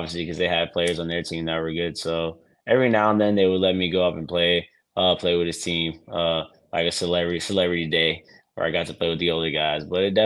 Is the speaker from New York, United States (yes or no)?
yes; New York City, New York, United States; growing up in New York City